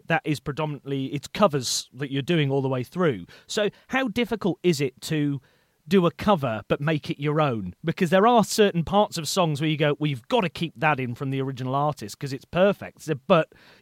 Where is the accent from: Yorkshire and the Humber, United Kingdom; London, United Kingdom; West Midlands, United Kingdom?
West Midlands, United Kingdom; Shrewsbury; now in North East England, United Kingdom; So I'm not from the Northeast originally. I'm from the Midlands. I'm from Shrewsbury.